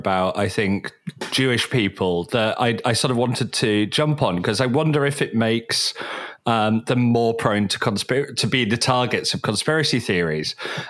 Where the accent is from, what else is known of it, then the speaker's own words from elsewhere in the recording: the north of England, United Kingdom; You know, I grew up in Northern England. There's not that many sort of places with Jewish population up there.